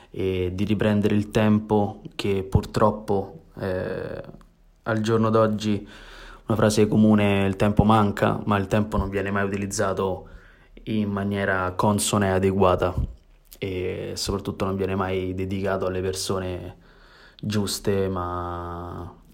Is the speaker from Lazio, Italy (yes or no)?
yes; Rome, Lazio, Italy; born there; Io di base sono, abito a Roma, sono nato a Roma e il, il mio core business sta lì